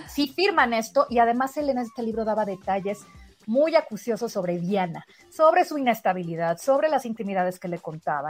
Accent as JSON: {"language": "Spanish", "country": "Mexico", "also_born_or_lived": "Spain", "said": "como somos los mexicanos"}